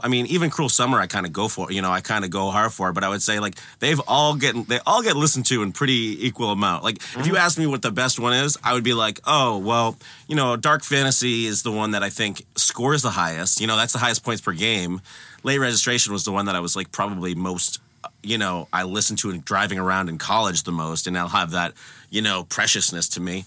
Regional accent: Concord, Massachusetts, United States; I'm from Concord. I'm from the suburbs of Boston

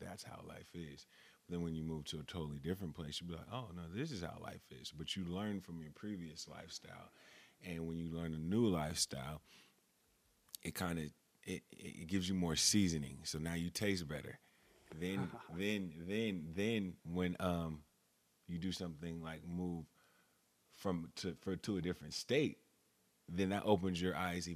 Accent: Los Angeles, California, United States; moved away as an adult; also born or lived in Pasadena, California; now in Atlanta, United States; I was born and raised in Los Angeles, and we moved to Pasadena, California when I was in, I'd say elementary school, fourth or fifth grade.

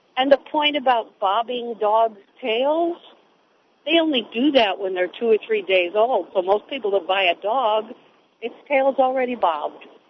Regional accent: Midwest, United States; I was raised in the Midwest on a farm

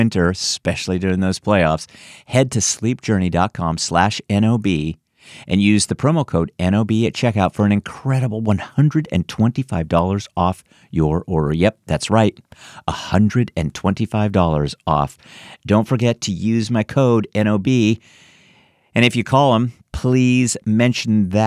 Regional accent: San Francisco, California, United States; now in Washington, D.C. area, United States; I was born in San Francisco and lived there for many years before moving here to the DC area.

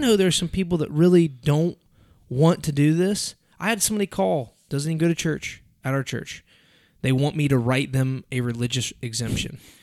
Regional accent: United States; I'm an American

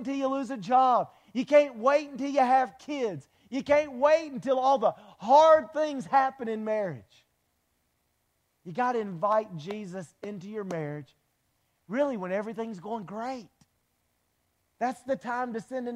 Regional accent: Wilmington, United States; We're both from Wilmington.

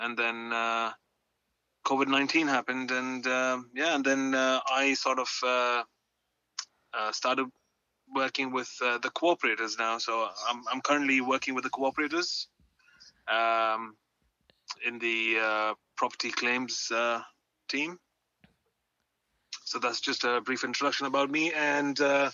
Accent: Muscat, Oman; moved away as an adult; now in Toronto, Canada; I was born and raised in the Middle East. I was born in Oman, in Muscat

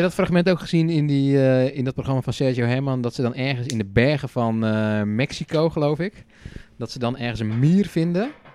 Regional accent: Netherlands; wij als Nederlanders

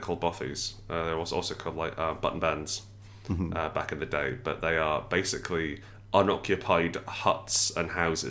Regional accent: Scotland, United Kingdom; I grew up in Scotland for a little bit of my growing up, and I love how fiercely proud they are

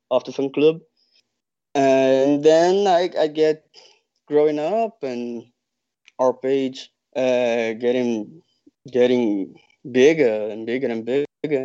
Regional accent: Rio de Janeiro, Brazil; I'm from Rio de Janeiro

